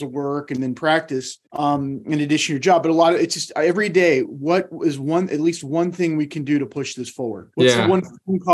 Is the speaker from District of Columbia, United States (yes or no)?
yes; D.C., District of Columbia, United States; moved away; I grew up outside of Washington, D.C.